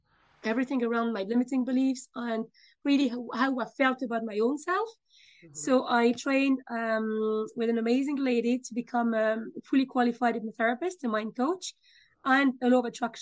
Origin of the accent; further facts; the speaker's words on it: France; moved away as an adult; also born or lived in United Kingdom; now in Dublin, Ireland; I'm originally from France.